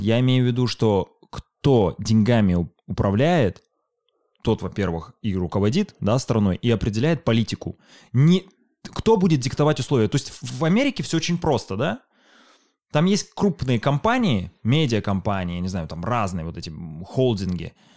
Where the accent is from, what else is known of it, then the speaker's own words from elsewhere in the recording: Chelyabinsk, Chelyabinsk Oblast, Russia; moved away; also born or lived in Moscow; Вот Челябинск, вот мой родной город